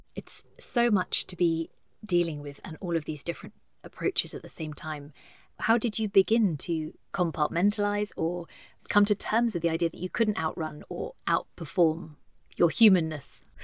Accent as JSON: {"language": "English", "country": "United Kingdom"}